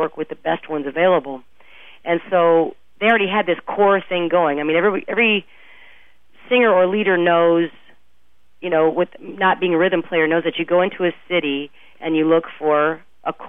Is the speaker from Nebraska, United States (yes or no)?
yes; Omaha, Nebraska, United States; moved away as an adult; also born or lived in Bay Area, California / Minneapolis / Kansas City; I grew up in Omaha, but then I moved, it's a long story, I moved to the Bay Area for a while in high school